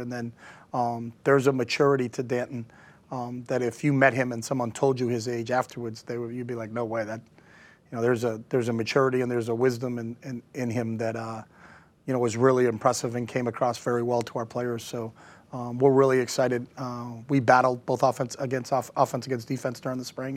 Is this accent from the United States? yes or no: yes; New Hampshire, United States; moved away; We're both from New Hampshire